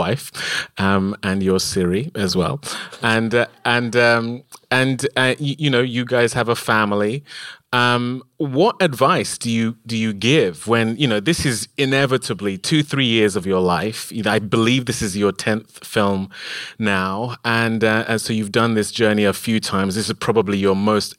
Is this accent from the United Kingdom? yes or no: yes; United Kingdom; we are British